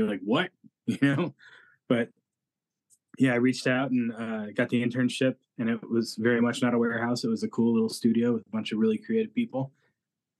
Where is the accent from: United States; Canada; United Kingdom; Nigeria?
United States; St. Louis, Missouri; moved away as an adult; now in Chicago, United States; when we moved to Chicago, we're both originally from St. Louis